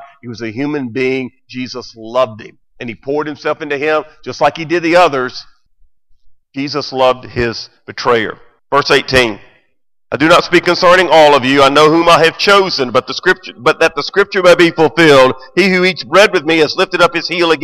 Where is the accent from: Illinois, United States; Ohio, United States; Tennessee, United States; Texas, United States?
Tennessee, United States; Memphis; the church I grew up in here in Memphis